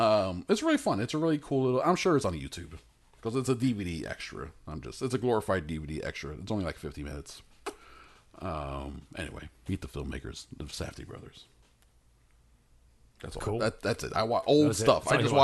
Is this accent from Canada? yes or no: no; Malaysia; also born or lived in United Kingdom; I'm Malaysia, but also I'm British.